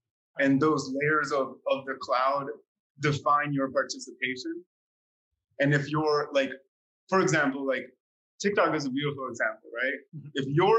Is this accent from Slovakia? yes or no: yes; Slovakia; English is a second language; moved away; when I came from Slovakia, you know, like coming from a post-socialist communist country, like change did not occur.